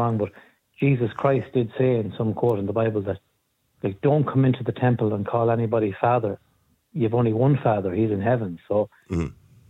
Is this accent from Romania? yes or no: no; Ireland; It's deeply ingrained in our culture as Irish people.